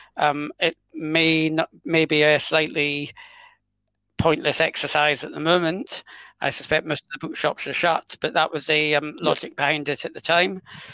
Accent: London, United Kingdom; I'm Scottish by blood, but I was born in exile in London

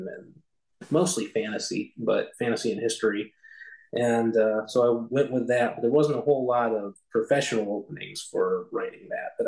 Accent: Michigan, United States; I was born in Michigan, and my family was always very we were always a Christian home. Didn't always have a church for most of my growing up years

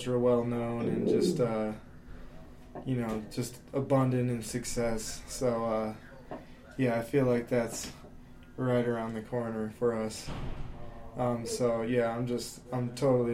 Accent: Pueblo, Colorado, United States; that's my hometown

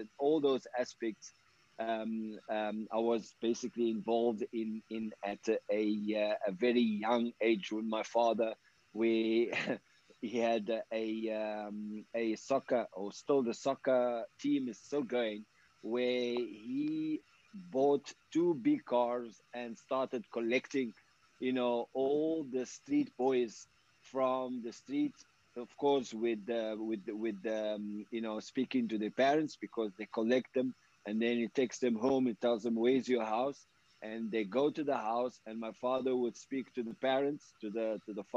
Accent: Casablanca, Casablanca-Settat, Morocco; moved away as an adult; now in South Africa; as I grown in Morocco, I had the privilege to go to the best schools in Morocco.

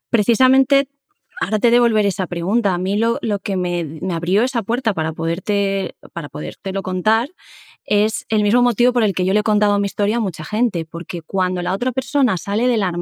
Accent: Seville, Andalusia, Spain; yo soy un poco folclórico dramática, como buena andaluza, buena sevillana, aunque no tenga acento

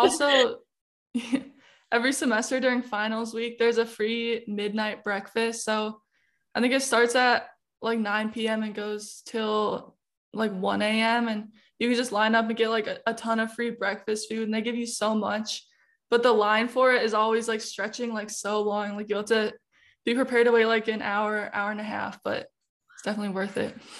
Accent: Illinois, United States; moved away as an adult; now in St. Louis, United States; I'm out-of-state. I'm from Illinois, so not too far

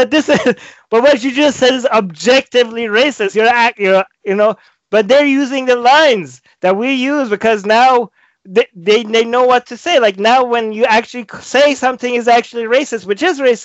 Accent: Iran; moved away as an adult; now in Vancouver, Canada; I was born in Iran, and I used to be Muslim, and now I'm an ex-Muslim

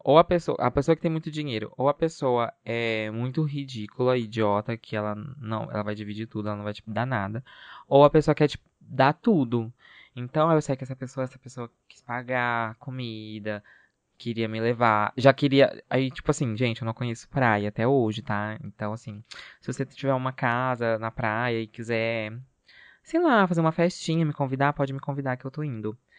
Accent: Brazil; a gente é brasileiro

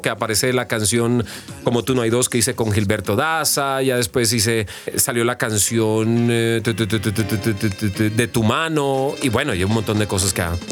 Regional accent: Colombia; me identifican a mí como colombiano, de dónde vengo

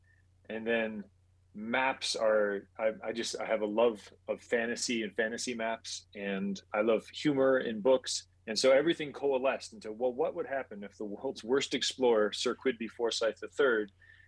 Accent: Saudi Arabia; also born or lived in Puerto Rico; I grew up overseas. So I was born in Puerto Rico, lived in Saudi Arabia for 12 years, and then my family went sailing

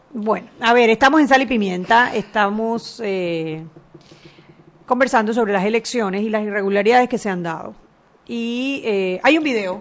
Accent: Panama; nosotros como panameños

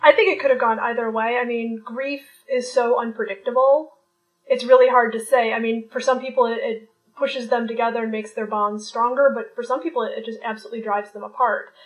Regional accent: Jersey City, New Jersey, United States; I am from Jersey City, New Jersey

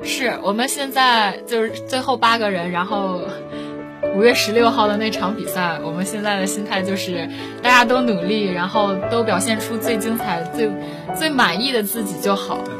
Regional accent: Dalian, Liaoning, China; 因为一直都在北方嘛，然后也是一个土生土长的北方姑娘

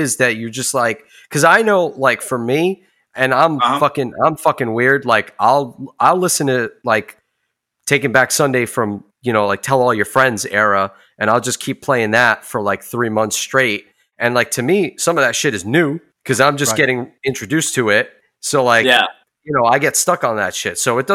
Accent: New Jersey, United States; I'm from New Jersey

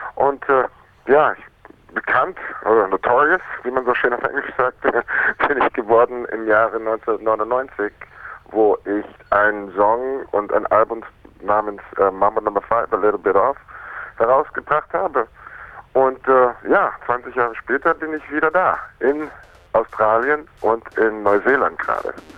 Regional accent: Munich, Bavaria, Germany; also born or lived in Miami, United States / Berlin; die haben sich in München kennengelernt und da bin ich quasi geboren und aufgewachsen in die Schule gegangen

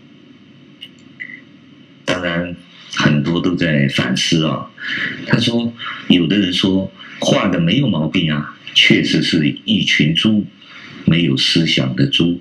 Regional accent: China; 我们中国人现在的人呐

